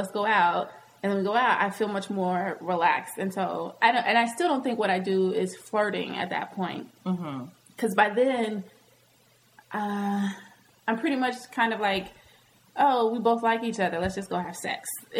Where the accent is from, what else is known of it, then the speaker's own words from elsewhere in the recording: the South, United States; accent: Southern; Hmm. That sounded real southern. My accent came out right there.